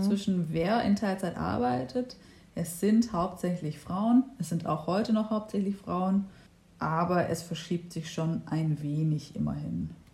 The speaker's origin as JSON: {"language": "German", "area": "Stuttgart region", "region": "Baden-Württemberg", "country": "Germany", "said": "Und wir sind ja hier in Stuttgart und äh, ich komme auch aus der Region"}